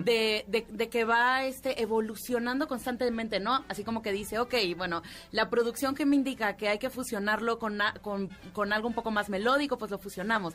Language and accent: Spanish; Cuba; moved away; toda mi infancia fue en Cuba, te puedo decir que me sabía las caricaturas cubanas